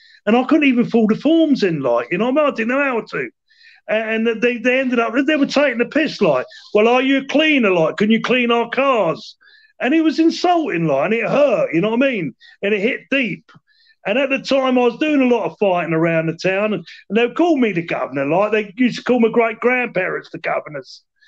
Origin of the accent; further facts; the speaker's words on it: Aylesbury, South East England, United Kingdom; I was born in Aylesbury Duck. They used to call us the Aylesbury Ducks. And I come from a fighting family … The O'Sullivans come from Cork, my mum's side.